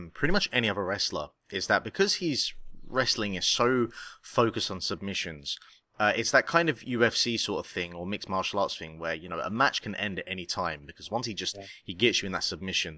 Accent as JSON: {"language": "English", "country": "United Kingdom", "said": "I am actually from the United Kingdom."}